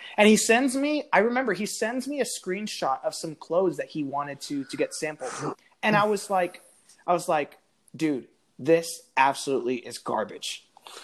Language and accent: English; Florida, United States; So growing up in Florida, it's flat. And there's just the beach.